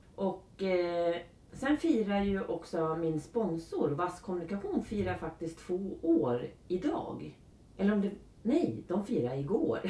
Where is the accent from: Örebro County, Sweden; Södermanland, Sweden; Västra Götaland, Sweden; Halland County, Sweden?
Örebro County, Sweden; Karlskoga; jag kommer från Karlskoga, eller har, eftersom jag har bott i Karlskoga ja. i 24 år